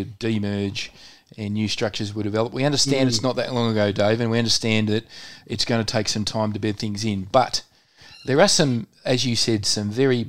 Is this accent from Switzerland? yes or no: no; Melbourne, Victoria, Australia; born or raised there